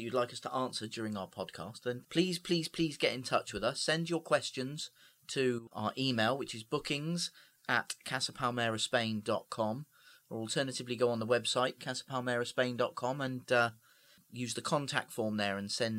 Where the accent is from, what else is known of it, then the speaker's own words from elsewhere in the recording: Dorset, South West England, United Kingdom; I don't come from Essex. You do. You do. Let's not go down that road. I don't. I was born in Dorset.